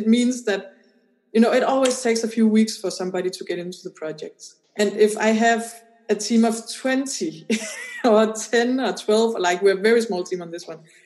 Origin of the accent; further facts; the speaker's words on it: Denmark; I come from Denmark